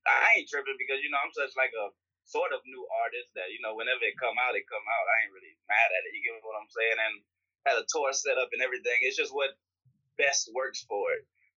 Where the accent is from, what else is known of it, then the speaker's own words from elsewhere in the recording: Houston, Texas, United States; I'm from Houston